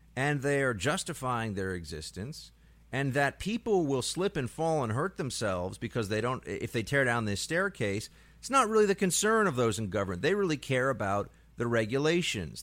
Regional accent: New York, United States; as a New Yorker

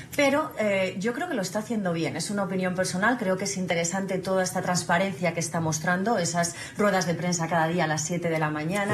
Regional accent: Spain

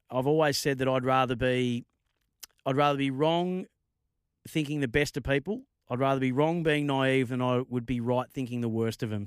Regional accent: Bendigo, Victoria, Australia; Bendigo, my neck of the woods, um, or my hometown

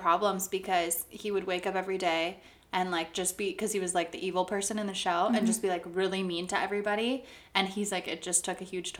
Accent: California, United States; I'm from California

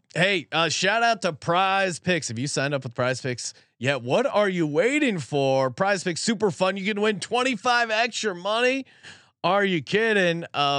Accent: Los Angeles, California, United States; No, I was born a Raider. No, I grew up in South LA.

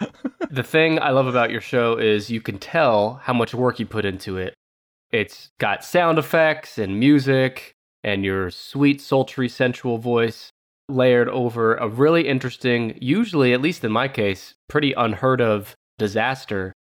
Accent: Oklahoma, United States; Well, why don't we start with my home state then? Oklahoma, I know people know it for its tornadoes

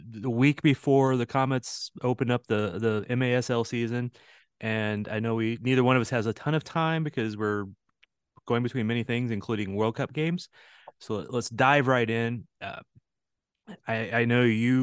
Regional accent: St. Louis, Missouri, United States; now in Kansas City, United States; I'm from St. Louis originally

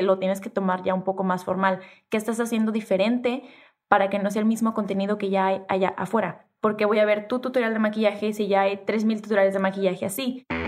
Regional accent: Tijuana, Baja California, Mexico; accent: norteña, pocha; soy norteña y crecí en Tijuana y soy de frontera y hablo súper pocha

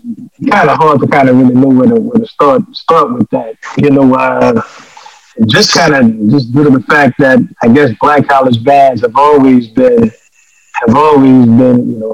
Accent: New Orleans, Louisiana, United States; It was growing up in New Orleans and sitting back and looking at the band culture in general.

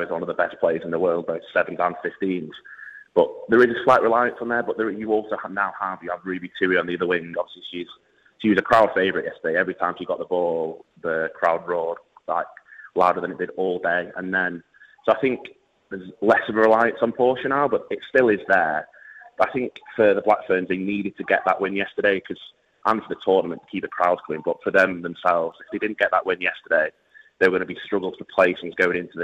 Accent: England, United Kingdom; as an Englishman

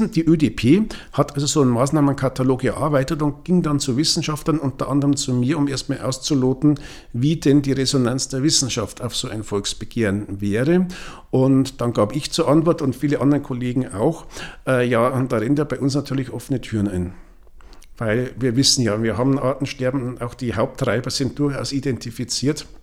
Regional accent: Regensburg, Bavaria, Germany; es gibt einen Artikel aus dem Jahr 1885 wo Schmetterlingsforscher aus meiner Heimatstadt Regensburg schon festgestellt haben, die Schmetterlinge werden weniger.

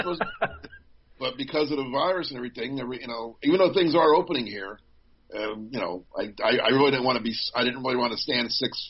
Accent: New Jersey, United States; moved away; I'm from Jersey originally.

